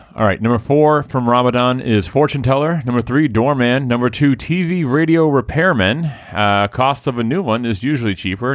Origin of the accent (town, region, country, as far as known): Haverhill, Massachusetts, United States; born or raised there